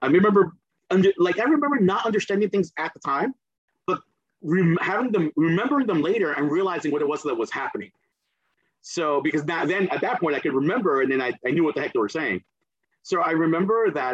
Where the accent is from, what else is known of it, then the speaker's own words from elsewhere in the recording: New Jersey, United States; accent: Jersey; first language Spanish; English is a second language; also born or lived in Caribbean; I got here when I was eight going on nine